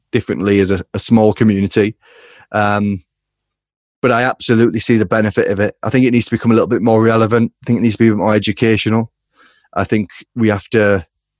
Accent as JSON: {"language": "English", "town": "Hull", "region": "Yorkshire and the Humber", "country": "United Kingdom", "tie": "born or raised there", "said": "growing up in Hull"}